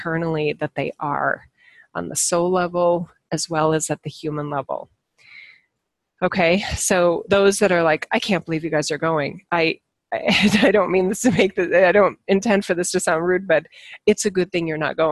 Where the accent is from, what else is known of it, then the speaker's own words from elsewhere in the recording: United States; as an American citizen